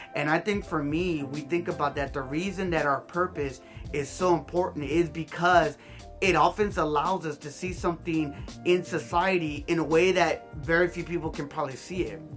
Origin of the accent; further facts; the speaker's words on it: Hawthorne, California, United States; I grew up here in South Bay, California, specifically in Hawthorne, California